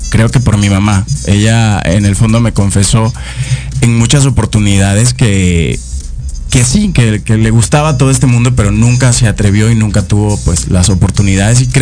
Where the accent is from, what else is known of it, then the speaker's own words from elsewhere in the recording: Caracas, Capital District, Venezuela; moved away as an adult; now in Mexico; soy de Venezuela. Eh, nací en la capital, en Caracas. Tengo dos años aquí en, en México.